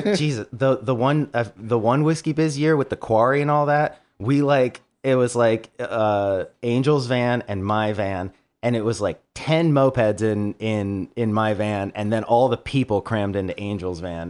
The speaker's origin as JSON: {"language": "English", "town": "Baltimore", "region": "Maryland", "country": "United States", "said": "we're from Baltimore"}